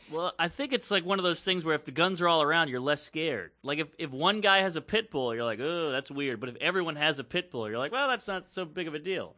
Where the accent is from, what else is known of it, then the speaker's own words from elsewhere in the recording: Louisiana, United States; I grew up in the South. I grew up in Louisiana